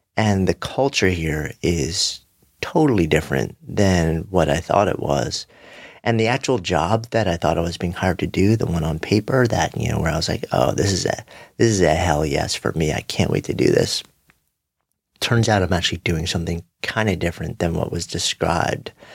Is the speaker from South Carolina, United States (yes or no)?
no; New York, United States; As a New Yorker, who is connected to the pulse of this place and the people here